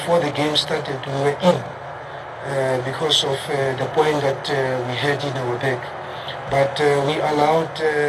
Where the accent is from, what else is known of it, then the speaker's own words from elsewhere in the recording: South Africa; as a South African